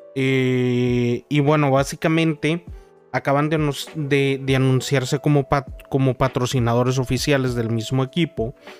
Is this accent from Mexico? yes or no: yes; Mexico; yo soy de México y aquí existe uno de los unicornios eh, de nuestro país